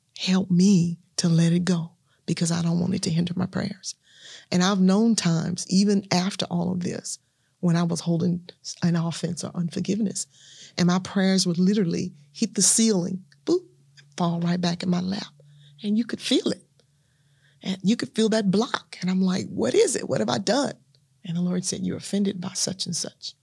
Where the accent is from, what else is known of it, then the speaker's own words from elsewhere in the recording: Natchez, Mississippi, United States; moved away as an adult; also born or lived in Louisiana / Shreveport, Louisiana; now in Dallas, United States; born and raised in Natchez, Mississippi